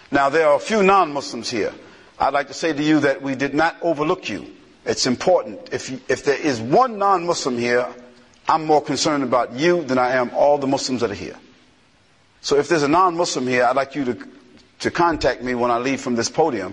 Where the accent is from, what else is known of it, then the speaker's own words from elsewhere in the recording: United States; I'm definitely American